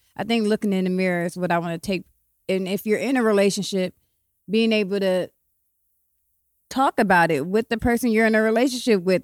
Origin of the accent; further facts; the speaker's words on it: Columbus, Ohio, United States; also born or lived in Cleveland, Ohio; I'm from Columbus, Ohio. I've been living back and forth between Cleveland and Columbus my whole life